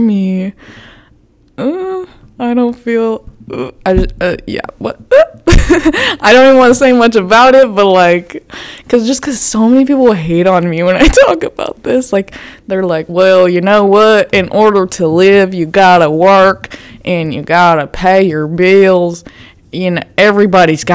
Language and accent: English; Florida, United States; I'm from Florida